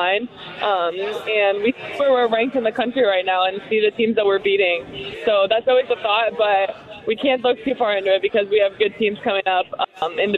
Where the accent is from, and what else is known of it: Indiana, United States; born or raised there; also born or lived in Eugene, Oregon; now in Bloomington, United States